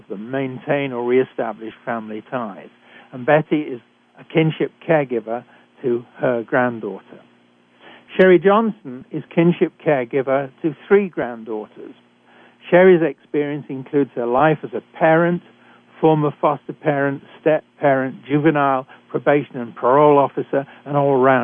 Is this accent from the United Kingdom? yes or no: yes; United Kingdom; accent: British; moved away as an adult; now in Canada; I'm a physician trained in Britain, as I'm sure you can tell from my accent